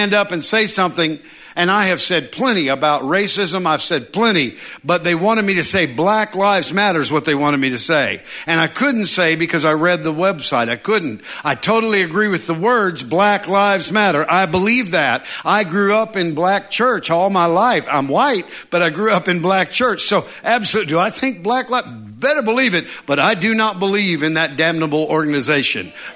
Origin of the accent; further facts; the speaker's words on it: United States; I was born in America